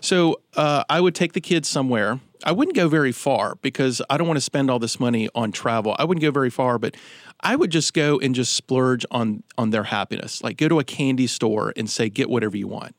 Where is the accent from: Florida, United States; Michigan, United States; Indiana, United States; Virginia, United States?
Virginia, United States; Roanoke; growing up in Roanoke, there was a, a, facility